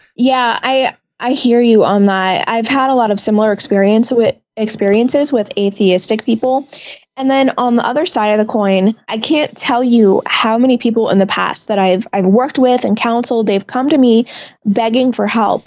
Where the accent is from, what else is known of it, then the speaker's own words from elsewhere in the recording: Lake Mary, Florida, United States; I was born here in Lake Mary, Florida